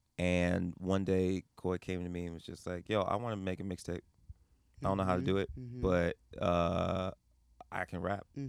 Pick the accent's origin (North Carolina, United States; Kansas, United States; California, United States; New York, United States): New York, United States; Yonkers; now in Los Angeles, United States; I'm from Yonkers, New York, live in LA.